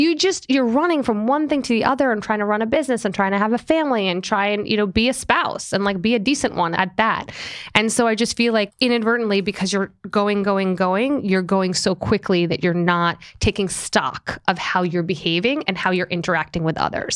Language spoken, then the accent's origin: English; Long Island, New York, United States; also born or lived in Springfield, Illinois / Boston; I grew up on Long Island